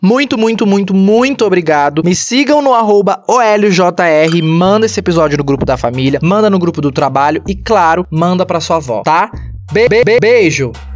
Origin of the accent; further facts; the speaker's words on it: São Paulo, Brazil; Eu nasci, cresci, me criei no Capão Redondo, que para quem não sabe é o extremo sul da periferia de São Paulo.